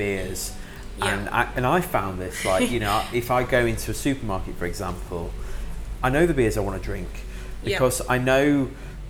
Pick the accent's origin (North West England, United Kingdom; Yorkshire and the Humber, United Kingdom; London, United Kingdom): Yorkshire and the Humber, United Kingdom; Sheffield; I'm from Sheffield, where it's the cask beer capital of the UK